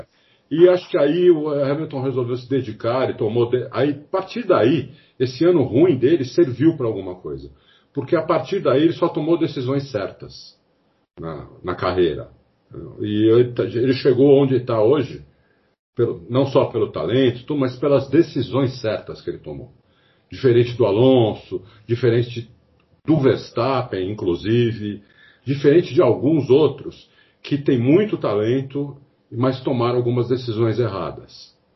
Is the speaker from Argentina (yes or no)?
no; Brazil; eu sou brasileiro, eu não sou inglês.